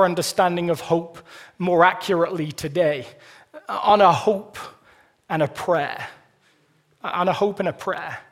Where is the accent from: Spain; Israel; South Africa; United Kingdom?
United Kingdom; moved away as an adult; now in Colorado, United States; I'm British